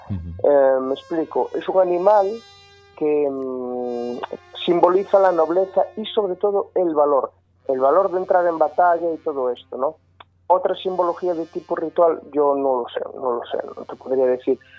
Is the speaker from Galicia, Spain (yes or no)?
yes; Sarria, Galicia, Spain; de Sarria, de donde soy yo